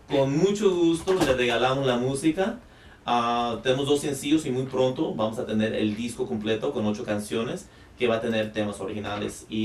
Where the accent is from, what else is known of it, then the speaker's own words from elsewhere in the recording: Lynwood, California, United States; Linwood, California. Yo soy de Linwood y. Watts.